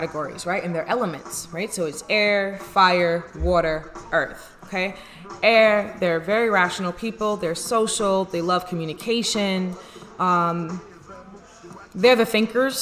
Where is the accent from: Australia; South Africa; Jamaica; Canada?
Jamaica; I'm Jamaican.